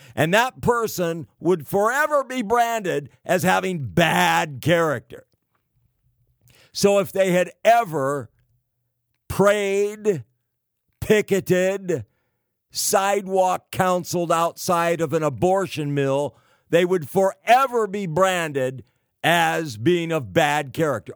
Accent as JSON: {"language": "English", "region": "California", "country": "United States", "said": "California. the Golden State, my home state"}